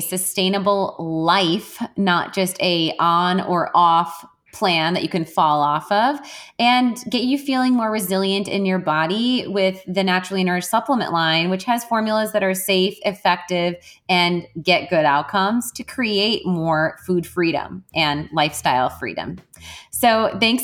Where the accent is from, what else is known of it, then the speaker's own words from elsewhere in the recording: Wisconsin, United States; I'm Irish and I'm from Wisconsin, and Wisconsinites, they drink, man